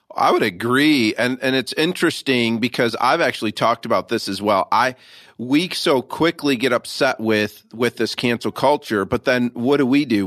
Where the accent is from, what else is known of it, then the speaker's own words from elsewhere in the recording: Michigan, United States; I'm born and raised in Michigan